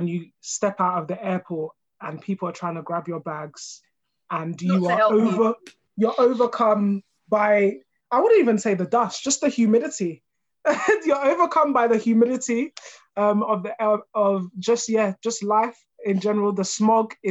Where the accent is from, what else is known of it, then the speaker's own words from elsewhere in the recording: Nigeria; now in United Kingdom; I was born in Nigeria as well